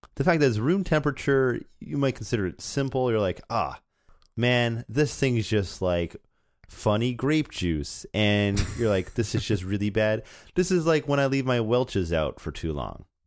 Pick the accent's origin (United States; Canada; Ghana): Canada; as a Canadian